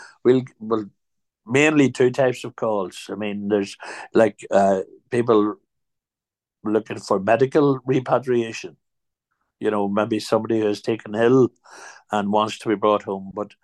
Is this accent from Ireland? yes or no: yes; Ireland; That's purely because we're Irish, and community is so important to the Irish